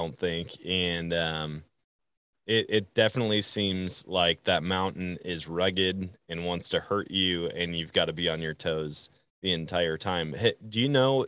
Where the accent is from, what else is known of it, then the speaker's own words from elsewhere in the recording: Wisconsin, United States; I grew up in Wisconsin.